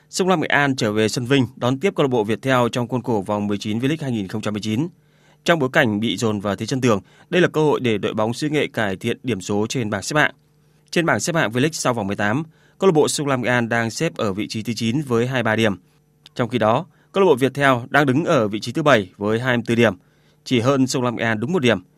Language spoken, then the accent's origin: Vietnamese; Nghệ An, Vietnam; Sông Lam Nghệ An là quê hương của